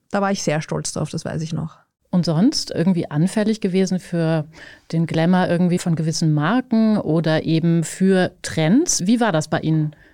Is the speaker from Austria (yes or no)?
yes; Vienna, Austria; Aber ich bin eine sozialisierte Wienerin.